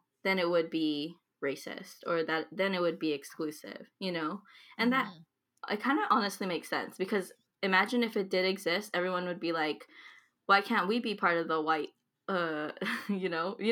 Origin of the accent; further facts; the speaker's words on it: San Jose, California, United States; I was born in California, San Jose, California.